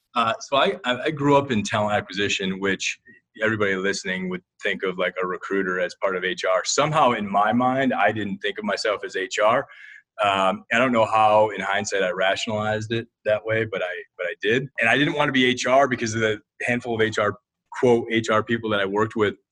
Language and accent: English; Toledo, Ohio, United States; moved away as an adult; I am a fireman's kid from the mean streets of Toledo, Ohio